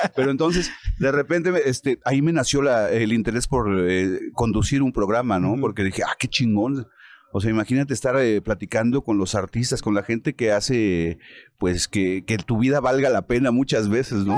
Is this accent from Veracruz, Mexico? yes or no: no; Mexico City, Mexico; also born or lived in Toluca; yo soy de México, lleven para allá. Aquí en Toluca me tengo que venir a quedar todos los días